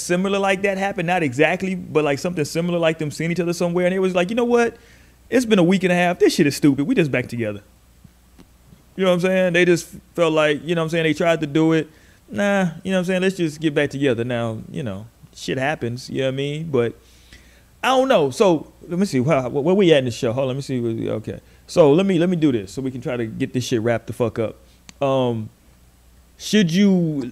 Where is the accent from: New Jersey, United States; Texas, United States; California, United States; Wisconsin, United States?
Texas, United States; Houston; I grew up in Houston